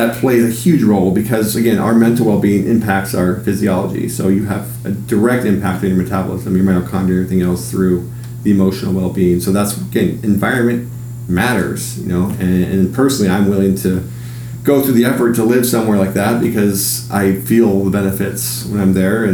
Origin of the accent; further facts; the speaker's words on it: Seattle, Washington, United States; also born or lived in Hawaii; I grew up in Seattle and I've traveled most of the world